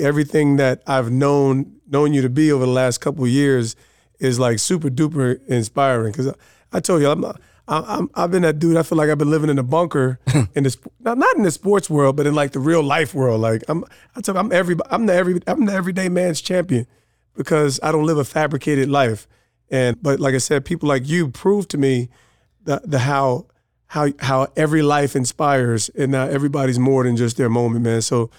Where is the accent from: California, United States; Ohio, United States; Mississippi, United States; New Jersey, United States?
New Jersey, United States; in light of us growing up in Jersey, having New York City roots and those things.